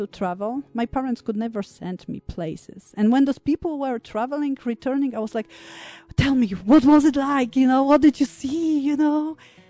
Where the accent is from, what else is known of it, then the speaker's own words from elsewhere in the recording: Poland; moved away; I grew up in Poland